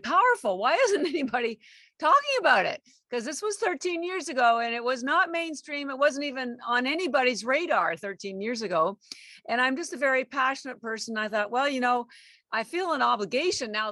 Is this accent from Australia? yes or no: no; Canada; moved away as an adult; now in Boston, United States; I live in Boston and I've been here almost 33 years, but I am actually Canadian